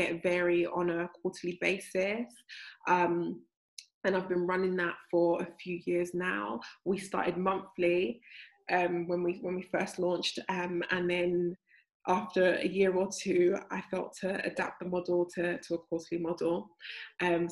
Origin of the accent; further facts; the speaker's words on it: London, United Kingdom; I've grown up in South London all my life.